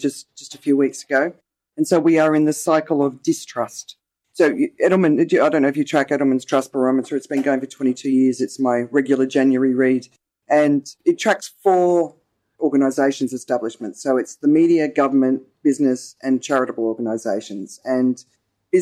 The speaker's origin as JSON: {"language": "English", "country": "Australia", "accent": "Australian", "moved": "yes", "lives_now": "Thailand", "said": "my accent is Australian. I'm obviously not Thai"}